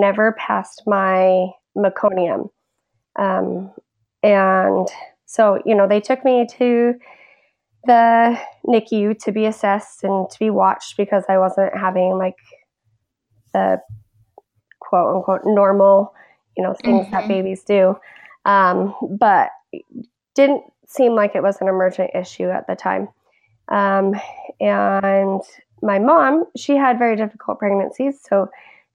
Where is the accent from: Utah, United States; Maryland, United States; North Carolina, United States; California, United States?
Utah, United States; Salt Lake City; moved away as an adult; now in Arizona, United States; I grew up in Salt Lake City, Utah